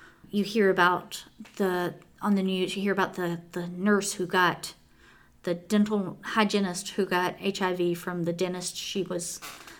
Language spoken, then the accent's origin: English; the South, United States; growing up in the South